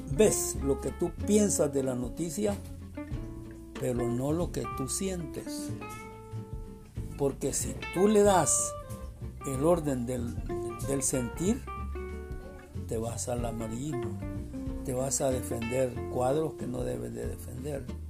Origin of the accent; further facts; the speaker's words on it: Zacatecoluca, La Paz, El Salvador; also born or lived in San Sebastián, San Vicente, El Salvador; yo nací en San Sebastián, departamento de San Vicente. Por cuestiones de familia, nos trasladamos cuando yo tenía dos o tres años de edad, por cuestiones de familia, nos trasladamos a Zacatecoluca, que es mi segunda ciudad que me formó